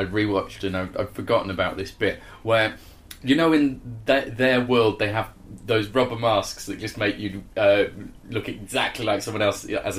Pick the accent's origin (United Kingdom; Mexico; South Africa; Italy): United Kingdom; Yorkshire and the Humber; And like David, I am from Yorkshire and have a pet.